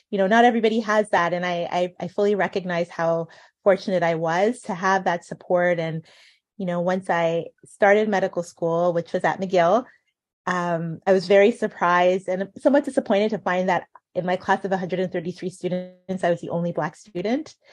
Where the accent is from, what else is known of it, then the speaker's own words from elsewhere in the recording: Ghana; being Ghanaian, um, we have our aunties and uncles who also, you know, adopt us, who are our family friends, but become aunties and uncles